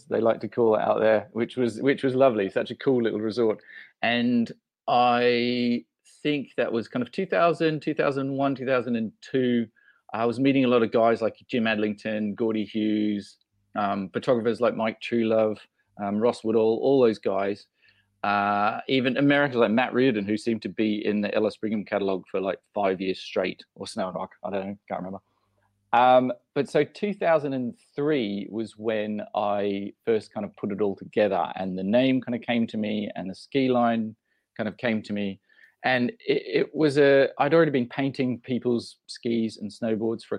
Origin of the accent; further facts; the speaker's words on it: Australia; moved away as an adult; also born or lived in London; being Australian originally